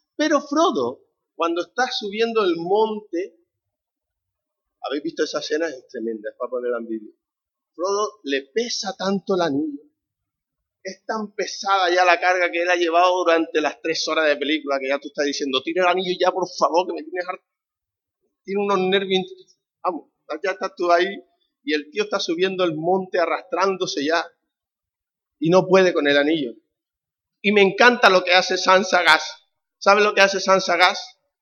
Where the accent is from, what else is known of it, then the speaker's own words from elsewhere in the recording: Canary Islands, Spain; accent: Canarian; somos canarios, por si no habéis notado mi acento notado, ¿no? No paso desapercibido